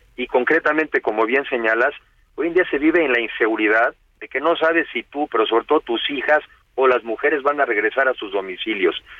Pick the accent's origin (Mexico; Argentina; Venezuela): Mexico; como mexicanos